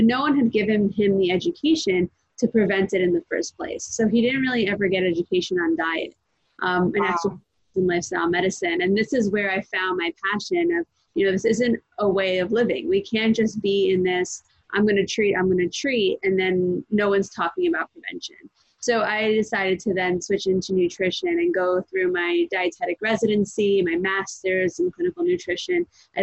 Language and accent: English; New York, United States; also born or lived in New Jersey; I was born in New Jersey, but I've been in New York for most of my life.